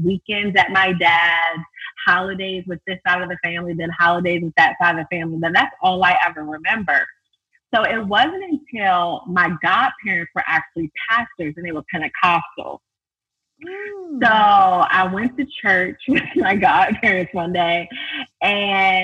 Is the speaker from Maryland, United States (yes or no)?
yes; Baltimore, Maryland, United States; I was born and raised from Baltimore